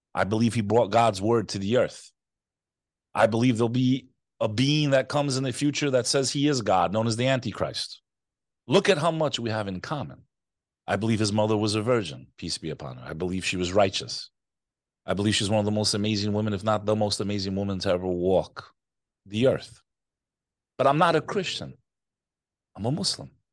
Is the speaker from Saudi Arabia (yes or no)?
no; United States; also born or lived in New York; I am American, first generation born in the U S. My family came here to escape communism